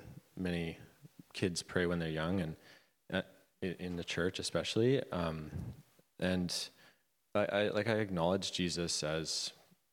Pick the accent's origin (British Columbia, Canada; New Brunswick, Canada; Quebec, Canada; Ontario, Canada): British Columbia, Canada; Vanderhoof; I grew up in Vanderhoof, BC, kind of lots of Mennonites in that town.